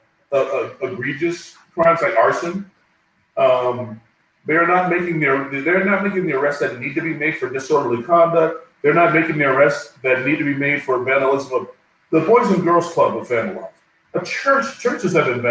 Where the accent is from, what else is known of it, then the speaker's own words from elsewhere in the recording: Newark, New Jersey, United States; I was born and raised in Newark, New Jersey. I was raised in the projects in Newark